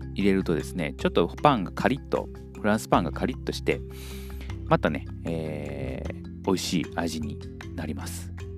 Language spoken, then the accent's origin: Japanese; Kyoto, Japan; moved away; 私はあの京都で育ったので